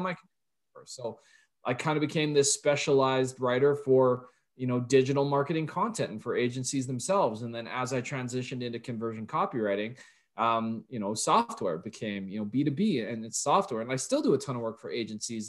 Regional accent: Canada; I'm Canadian

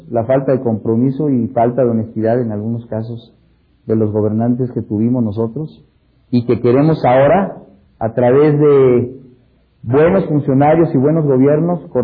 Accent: Mexico; Eso para nosotros y ustedes como mexicanos también, pues lo vivimos y fue algo importantísimo.

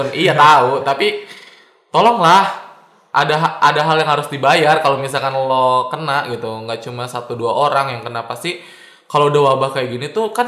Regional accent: Jakarta, Indonesia; Misalkan gua nih yang di lockdown Jakarta, gua kan orang Jakarta

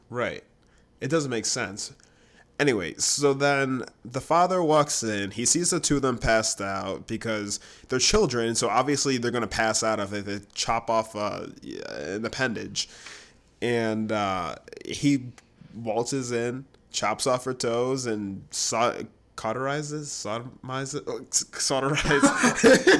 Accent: Grand Island, New York, United States; moved away; I'm from Grand Island, which is in between Niagara Falls, New York, and Buffalo.

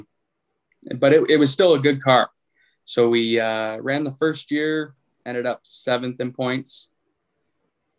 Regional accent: Windsor, Ontario, Canada; I'm from Windsor, Ontario

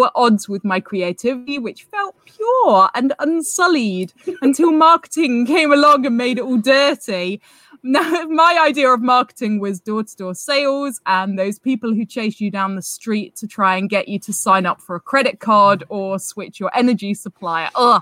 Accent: United Kingdom; We're both British.

